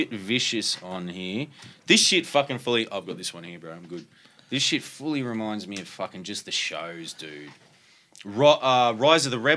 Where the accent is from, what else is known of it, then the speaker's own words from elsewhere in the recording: Brisbane, Queensland, Australia; I'm from Brisbane.